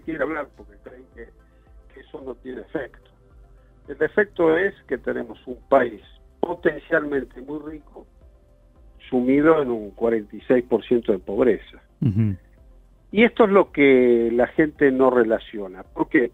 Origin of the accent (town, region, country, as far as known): Argentina